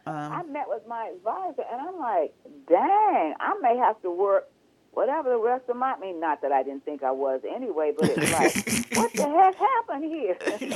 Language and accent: English; the South, United States; you and I were raised in the South